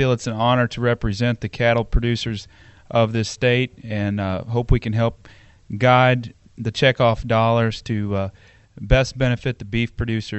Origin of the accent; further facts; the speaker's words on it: Marthasville, Missouri, United States; I'm from Marthasville, Missouri.